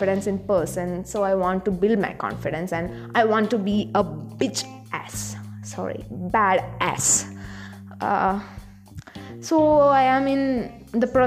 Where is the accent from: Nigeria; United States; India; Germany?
India; South India; accent: Indian; And I'm from South India.